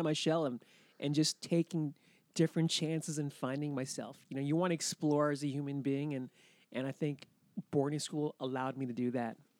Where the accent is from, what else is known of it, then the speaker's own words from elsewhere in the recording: Laconia, New Hampshire, United States; moved away; I was brought up in Laconia, which is kinda like, you know, middle New Hampshire